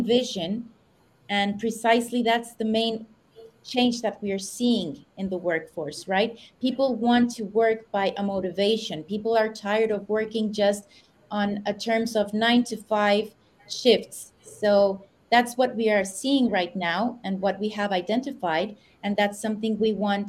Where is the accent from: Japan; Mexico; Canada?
Mexico; Mexico City; moved away as an adult; also born or lived in United States; now in Madrid, Spain; I was born in the United States. I've lived most of my years in Mexico City.